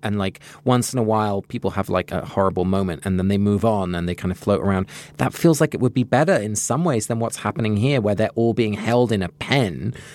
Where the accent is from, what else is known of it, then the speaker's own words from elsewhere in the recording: England, United Kingdom; moved away; Growing up in England